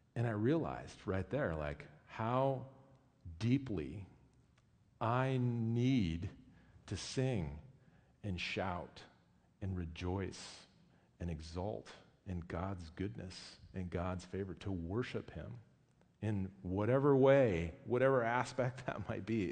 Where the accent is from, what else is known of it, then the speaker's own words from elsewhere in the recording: United States; I'm American